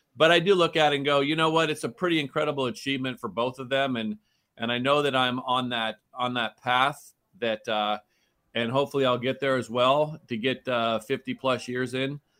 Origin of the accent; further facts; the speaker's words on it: Oakland, California, United States; I grew up in Oakland